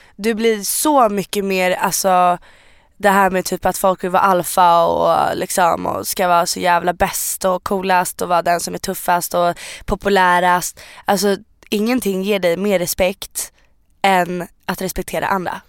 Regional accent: Sweden; är född i Sverige. Jag har bott i Sverige hela mitt liv.

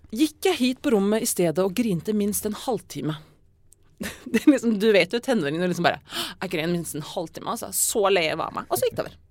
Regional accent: Verdal, Trøndelag, Norway; jeg vokste opp på Verdalen i 90-tallet.

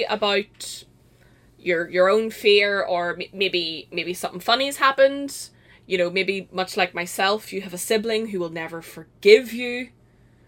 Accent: Northern Ireland, United Kingdom; we're from Northern Ireland

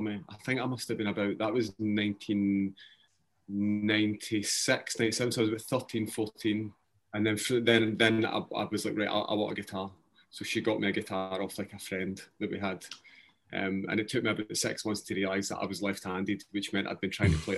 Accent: Glasgow, Scotland, United Kingdom; So I grew up in Shettleston in the East End of Glasgow

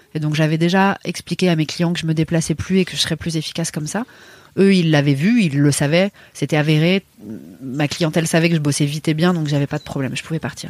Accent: Paris, Île-de-France, France; moved away as an adult; en tant que parisienne

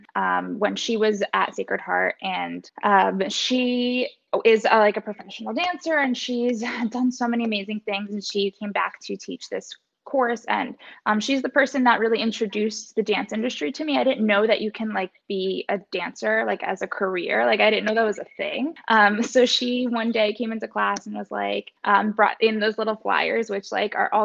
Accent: Westchester, New York, United States; also born or lived in Fairfield, Connecticut; I'm from Westchester, New York. And I grew up there my whole life

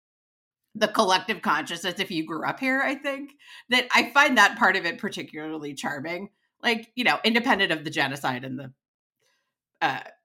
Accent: California, United States; as a Californian

